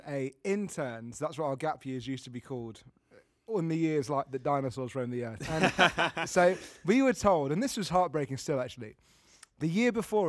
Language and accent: English; Wales, United Kingdom; It's because I'm Welsh.